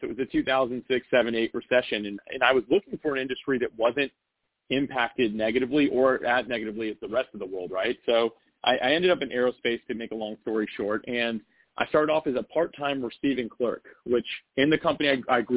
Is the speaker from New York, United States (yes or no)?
no; North Florida, United States; I grew up in Florida. So I've actually been in North Florida my entire life